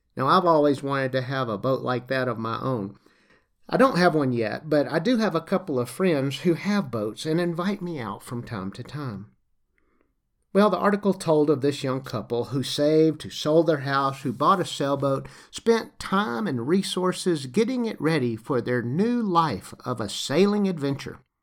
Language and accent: English; Lower Alabama, United States; accent: Southern; moved away; also born or lived in Great Rift Valley, East Africa; I grew up in the United States in L A. Now, y'all, that's Lower Alabama.